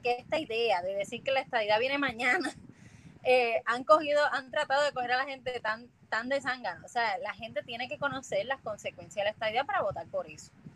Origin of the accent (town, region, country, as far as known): Puerto Rico; also born or lived in Washington, United States